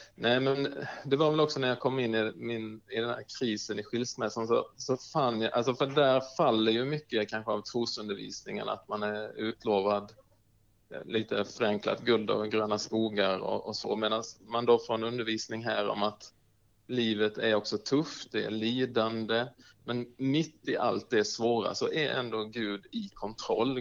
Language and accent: Swedish; Markaryd, Kronoberg County, Sweden; also born or lived in Uppsala; now in Bankeryd, Sweden; där jag faktiskt gick hemma i Markaryd